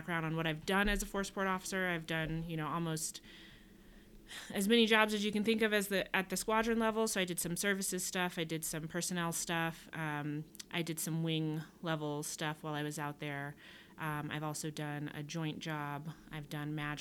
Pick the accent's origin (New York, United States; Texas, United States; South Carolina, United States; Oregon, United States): South Carolina, United States; Charleston; I am originally from Charleston, South Carolina